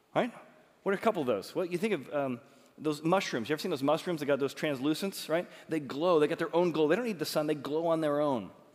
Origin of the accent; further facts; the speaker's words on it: Chicago, Illinois, United States; I'm from Chicago, so like Chicago, the Bears, and we talk like this